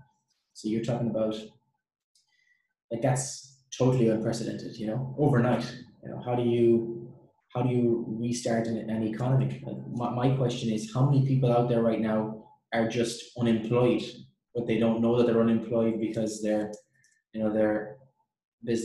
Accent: Ireland; moved away; I'm from Ireland

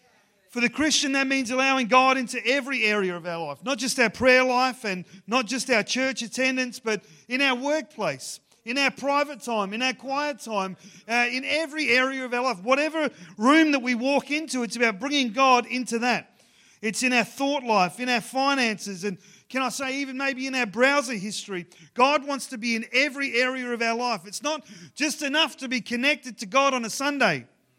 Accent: Ceduna, South Australia, Australia; growing up in Ceduna, where in on the West Coast, I was part of the football club there, the Ceduna Football Club

